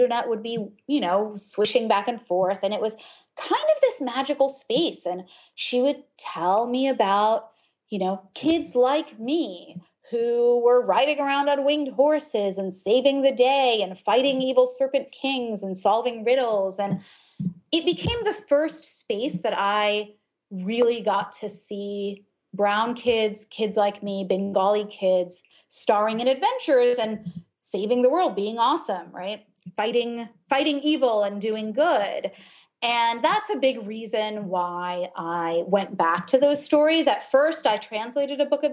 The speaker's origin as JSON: {"language": "English", "country": "United States", "tie": "born or raised there", "also_born_or_lived": "Ohio / New Jersey", "said": "I grew up in Ohio and then in New Jersey. My parents are immigrants from India"}